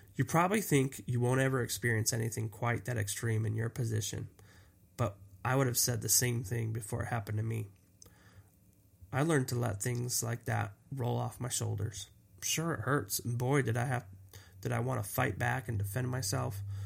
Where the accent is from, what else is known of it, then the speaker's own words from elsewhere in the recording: Los Angeles, California, United States; I grew up in Los Angeles